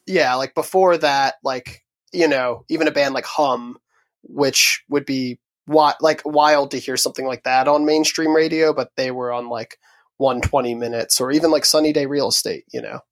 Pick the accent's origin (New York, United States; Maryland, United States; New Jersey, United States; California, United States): Maryland, United States; Huntingtown; also born or lived in Upper Marlboro, Maryland; I grew up a little outside of D C, originally in a town called Upper Marlboro, um, and then my family moved down south, um, to a town called Huntingtown, uh, in Calvert County